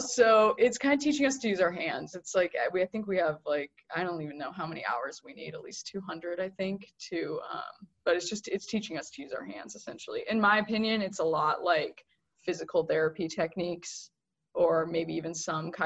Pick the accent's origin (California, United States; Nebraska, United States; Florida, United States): California, United States; Fresno; moved away as an adult; growing up in Fresno